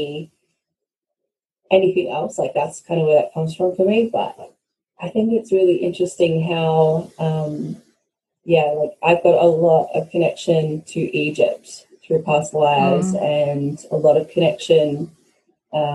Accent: Australia; I'm Australian by birth, but I'm Scottish by origin, the bloodline way back

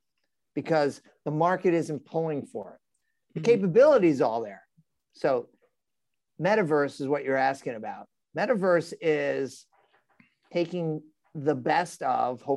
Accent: New York City, New York, United States; I'm a New Yorker

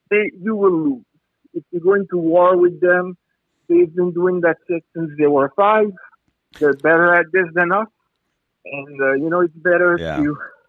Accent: France; accent: French; English is a second language; I'm French. Sorry for my big accent.

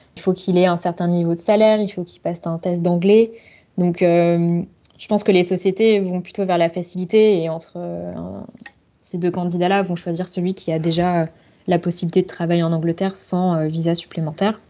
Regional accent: Bordeaux, Nouvelle-Aquitaine, France; moved away as an adult; also born or lived in Shanghai; now in London, United Kingdom; je suis originaire de Bordeaux, ville euh, assez connue, mais dans le sud-ouest de la France

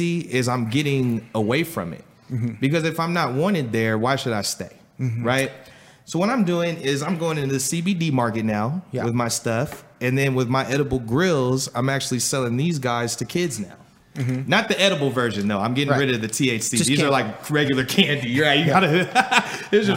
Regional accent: Los Angeles, California, United States; I come from Los Angeles, California, man, to where it's like where we're from is either you hustle or you're homeless.

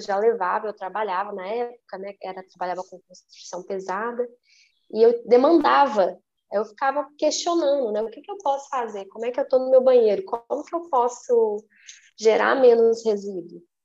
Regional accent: Minas Gerais, Brazil; Eu sou mineira

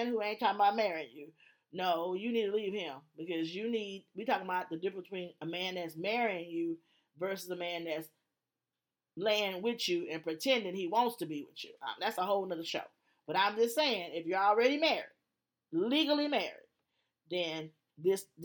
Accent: Alexandria, Louisiana, United States; moved away; I'm from Louisiana, Alexandria. And so I'm country.

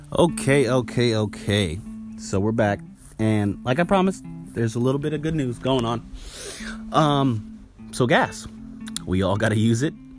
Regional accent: California, United States; moved away; also born or lived in Caribbean; I grew up in California

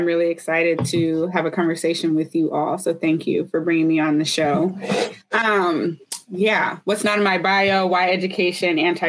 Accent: Oakland, California, United States; now in Philadelphia, United States; I'm from Oakland, California, but I love Philly.

